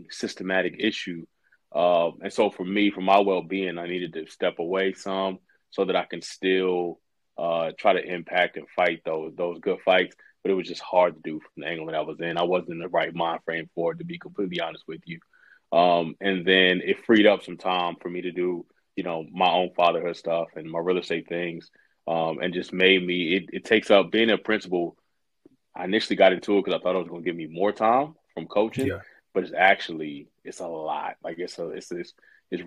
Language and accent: English; Central Texas, United States; I grew up in Central Texas